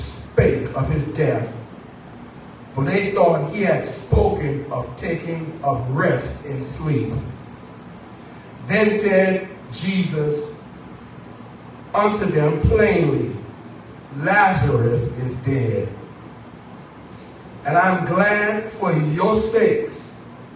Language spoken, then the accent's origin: English; United States; We are African American